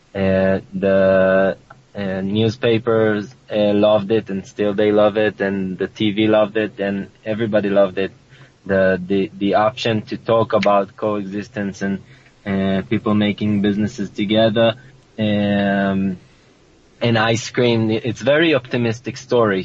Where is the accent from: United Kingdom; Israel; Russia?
Israel; Sasa, Northern District; the kibbutz I grew up in Sasa is surrounded by Arab villages